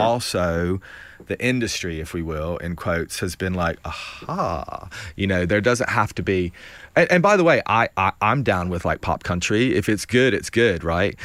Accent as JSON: {"language": "English", "town": "Bristol", "country": "United States", "moved": "as an adult", "lives_now": "United Kingdom", "said": "I don't live there, but I get to go back and, and, you know, be in Bristol or see my family"}